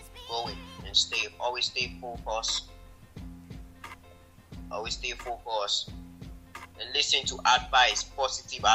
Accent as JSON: {"language": "English", "country": "Ghana", "tie": "born or raised there", "said": "I was born in Ghana."}